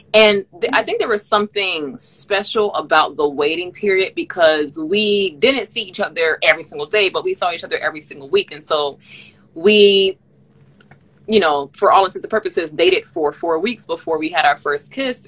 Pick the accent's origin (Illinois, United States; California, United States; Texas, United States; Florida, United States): Florida, United States; Miami; moved away as an adult; also born or lived in Massachusetts / Canada; growing up in Miami